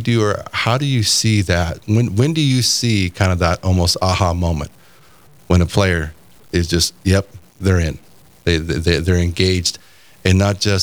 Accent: California, United States; I grew up in California

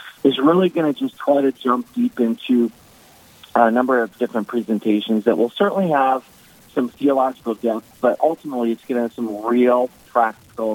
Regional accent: the Dakotas, United States; now in New York, United States; as a kid growing up in the Dakotas

